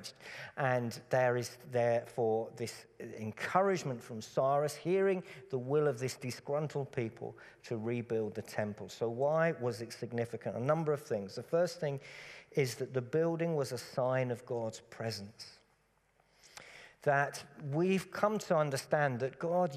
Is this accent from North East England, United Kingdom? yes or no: no; Cambridgeshire, East of England, United Kingdom; When I grew up in Cambridgeshire, Cambridgeshire is very, very flat, very, very boring countryside